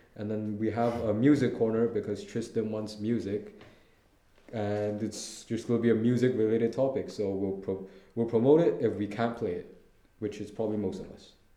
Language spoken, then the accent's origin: English; Hong Kong; I'm from Hong Kong.